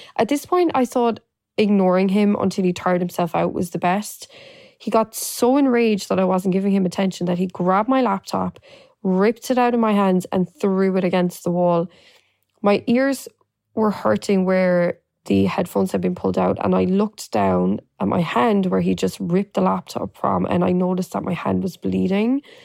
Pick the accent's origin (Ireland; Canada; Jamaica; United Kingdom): Ireland; moved away as an adult; now in New York, United States; I was born and raised in Ireland and moved to New York eleven years ago.